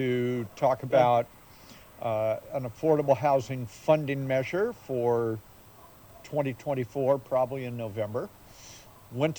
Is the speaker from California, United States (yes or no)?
yes; San Jose, California, United States; now in Santa Cruz, United States; when I was growing up in San Jose, going to San Jose State